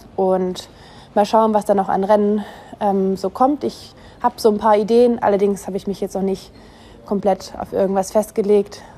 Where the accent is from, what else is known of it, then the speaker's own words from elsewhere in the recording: Germany; als Deutsche